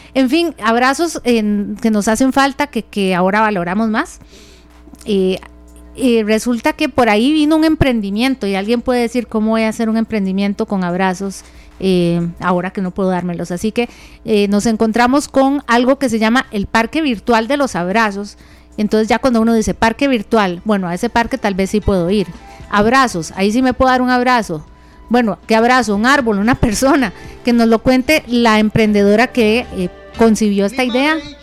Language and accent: Spanish; Central Valley, Costa Rica; somos nosotros los del Valle Central